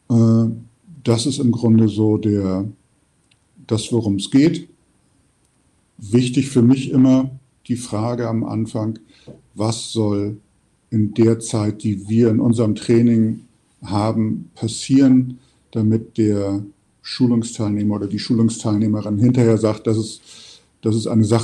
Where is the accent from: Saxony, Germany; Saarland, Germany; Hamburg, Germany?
Hamburg, Germany; also born or lived in Düren; Ich sitze gerade in meiner Heimatstadt, dem schönen Hamburg, im Fenster meines Büros.